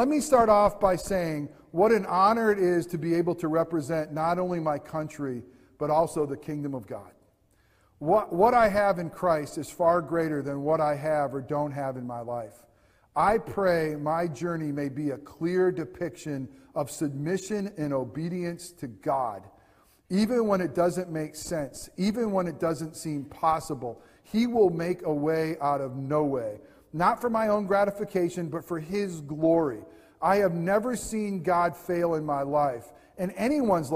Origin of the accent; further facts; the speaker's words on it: United States; as an American